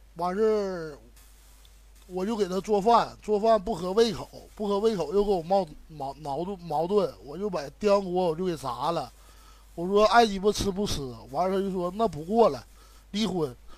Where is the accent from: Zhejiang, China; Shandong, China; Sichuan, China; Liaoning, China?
Liaoning, China; Shenyang; 我是沈阳的